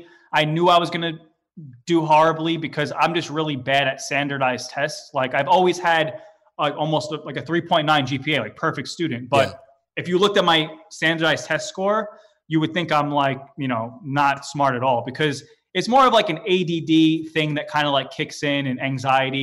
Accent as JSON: {"language": "English", "town": "New York City", "region": "New York", "country": "United States", "tie": "born or raised there", "said": "I'm from Staten Island, New York"}